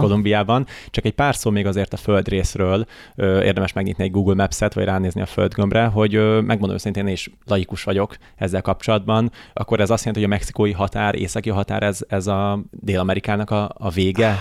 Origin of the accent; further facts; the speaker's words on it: Hungary; magyar vagyok